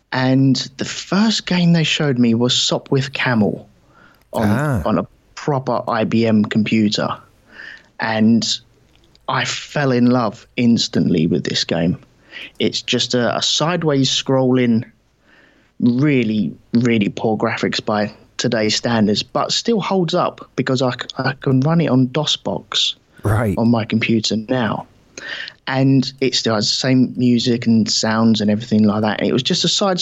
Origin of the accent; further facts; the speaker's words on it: London, United Kingdom; I was brought up in southeast London